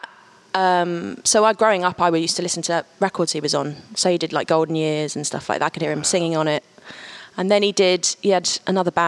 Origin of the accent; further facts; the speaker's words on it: London, United Kingdom; I was born in West London on the corner of Harrow Road and Elgin Avenue in Maidvale